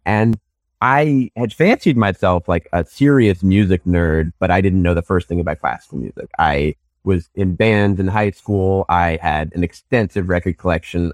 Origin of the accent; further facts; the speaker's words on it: Newton, Massachusetts, United States; I grew up outside Boston, a suburb called Newton